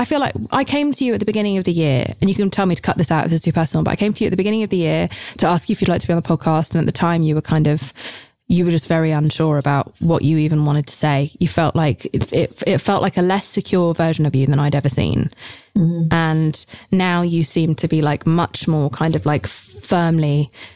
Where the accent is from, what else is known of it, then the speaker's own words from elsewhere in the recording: United Kingdom; I'm British.